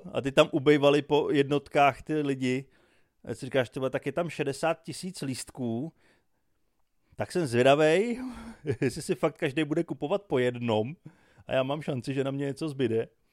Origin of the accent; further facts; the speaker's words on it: Czechia; já jsem z Čech, já jsem strávil většinu života čekáním na vlaky, já jsem odchovaný českýma dráhama